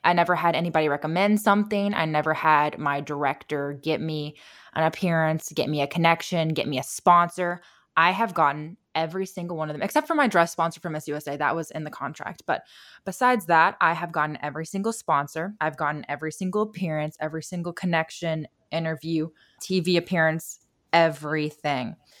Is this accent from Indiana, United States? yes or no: yes; Indiana, United States; moved away; when I grew up in Indiana